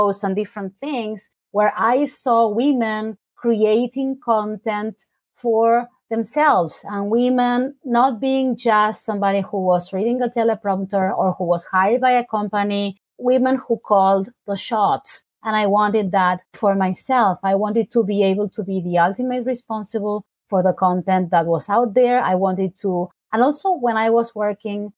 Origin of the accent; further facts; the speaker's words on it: Argentina; English is a second language; moved away as an adult; now in United States; growing up in Argentina